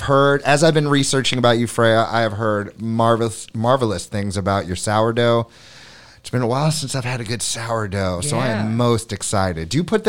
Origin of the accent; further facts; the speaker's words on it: Florida, United States; also born or lived in New York City; now in Hammonton, United States; I grew up in Florida. I spent about a decade in New York City.